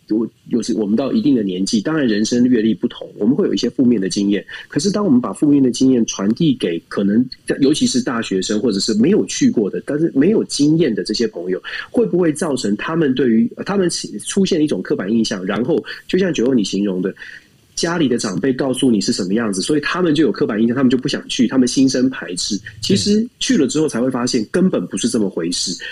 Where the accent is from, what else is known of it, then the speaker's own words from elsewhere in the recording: Taiwan; 没有火鸡肉，我我们吃火锅，我们我们台湾人吃火锅，没有吃火鸡。